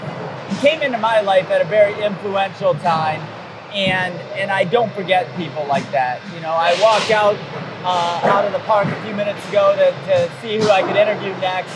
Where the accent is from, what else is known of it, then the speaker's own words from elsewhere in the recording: Detroit, Michigan, United States; growing up in the Downriver area, in the Metro Detroit area.